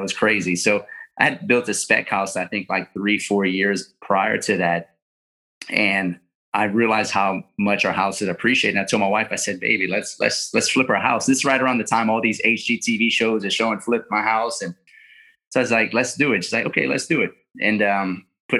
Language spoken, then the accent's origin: English; Lafayette, Louisiana, United States; I'm from South Louisiana, born and raised in Lafayette, Louisiana